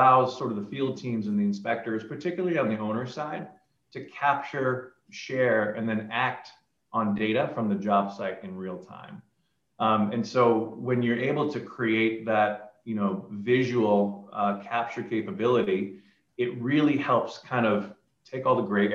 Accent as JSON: {"language": "English", "town": "Seattle", "region": "Washington", "country": "United States", "tie": "born or raised there", "also_born_or_lived": "Silicon Valley", "said": "I grew up here in the Seattle area"}